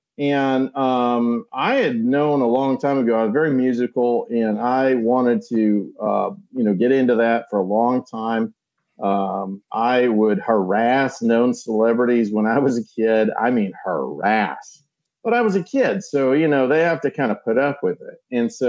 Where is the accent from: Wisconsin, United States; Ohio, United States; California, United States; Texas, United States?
Wisconsin, United States; Milwaukee; I was born and raised in Milwaukee. Wisconsin.